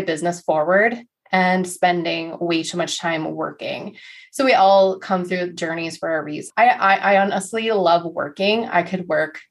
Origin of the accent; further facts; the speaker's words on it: North Dakota, United States; growing up in North Dakota was super boring